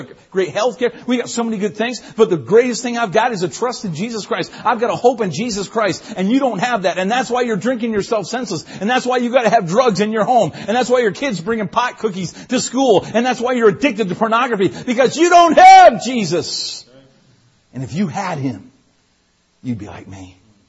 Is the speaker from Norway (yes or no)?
no; Newfoundland and Labrador, Canada; People ask all the time, are you from the States? I'm not. I'm from Newfoundland.